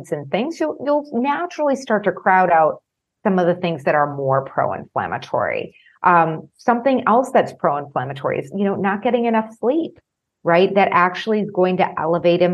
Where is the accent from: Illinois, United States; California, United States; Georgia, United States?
Illinois, United States; Chicago; I'm from Chicago